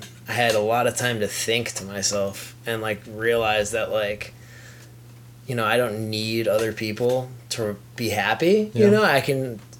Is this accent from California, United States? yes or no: yes; California, United States; I'm from Cali. I'm like, I'm on a road trip. I'm almost home, but I'm out of money.